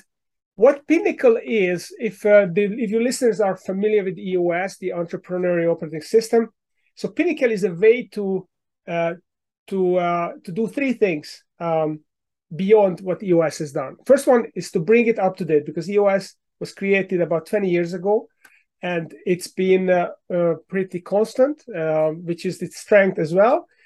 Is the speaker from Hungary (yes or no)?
yes; Hungary; English is a second language; now in United States; Uh, but my accent gives me away, so I moved here ten years ago from Hungary in Central Europe.